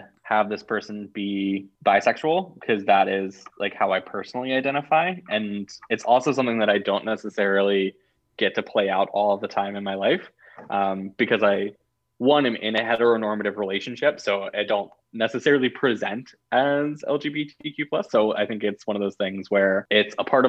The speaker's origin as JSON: {"language": "English", "region": "Alabama", "country": "United States", "tie": "born or raised there", "said": "growing up in Alabama"}